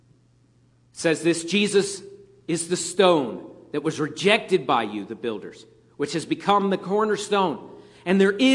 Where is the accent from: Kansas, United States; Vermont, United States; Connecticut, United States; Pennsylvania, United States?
Pennsylvania, United States; moved away as an adult; I grew up in Pennsylvania, and at that point, when I left Pennsylvania, they didn't really have Chick-fil-A's up there